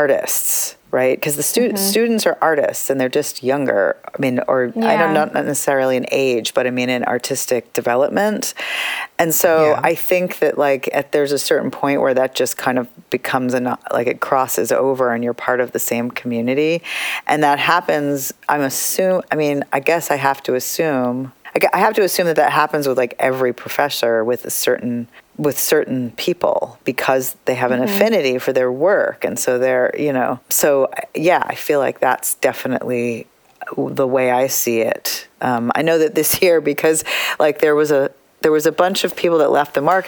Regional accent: United States; I'm an Indian American artist. And sometimes I'm an American artist

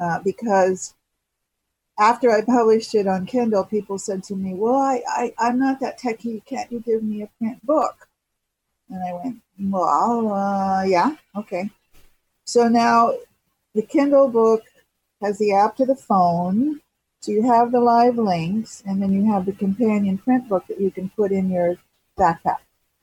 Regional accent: Los Angeles, California, United States; I'm from Los Angeles and, you know, I've been here all these years, but it's a home base for me.

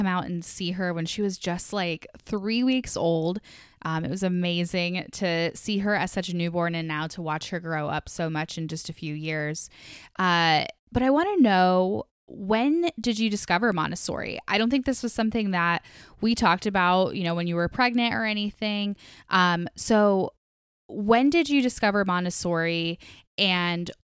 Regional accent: Wooster, Ohio, United States; Lauren and I grew up together in Worcester, Ohio

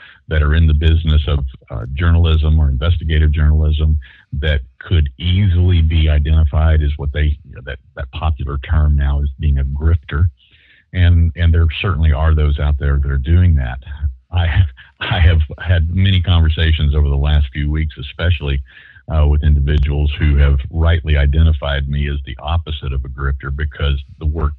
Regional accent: Shreveport, Louisiana, United States; West Shreveport. Yeah. Well, I was born in Willis-Knighton Hospital

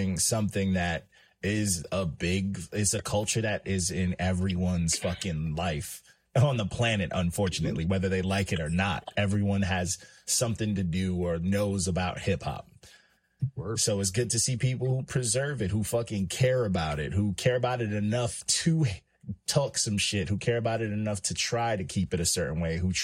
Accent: New York, United States; I'm from New York

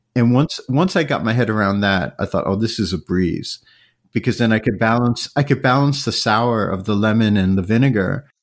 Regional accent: New York, United States; I grew up in New York

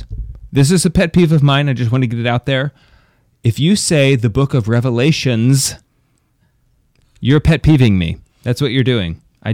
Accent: Ireland; Yes, because I am Irish, and I eat butter.

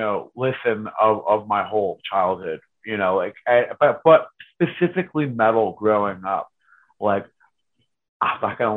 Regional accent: Reading, Pennsylvania, United States; all the kids on the block that I grew up on in Reading, on Cotton Street, they all listened to their different things.

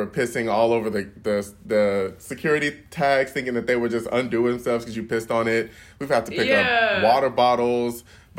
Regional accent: Houston, Texas, United States; I grew up in Houston

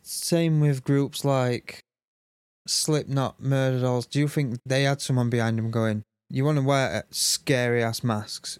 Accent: Sheffield, Yorkshire and the Humber, United Kingdom; I'm from Sheffield, so I'm used to seeing weirdos

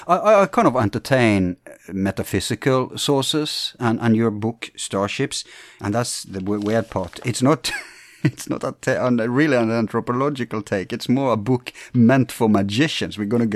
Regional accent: England, United Kingdom; being English

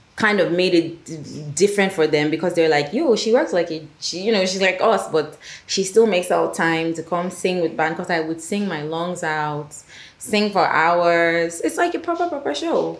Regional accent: Nigeria; Yes, I am Nigerian, but I speak French

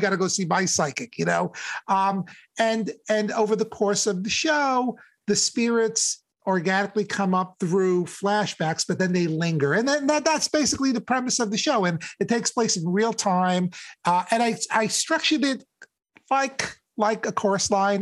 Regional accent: New York, United States; growing up in New York, I've had access to like some of the greatest shows

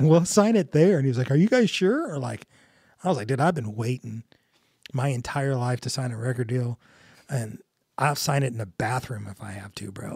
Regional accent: United States; I grew up in North County.

